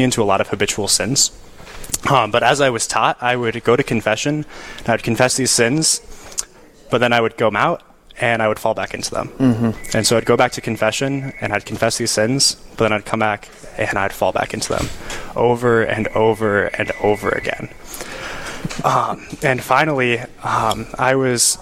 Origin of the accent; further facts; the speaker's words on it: Rapid City, South Dakota, United States; moved away as an adult; now in Winona, United States; I grew up in Rapid City, South Dakota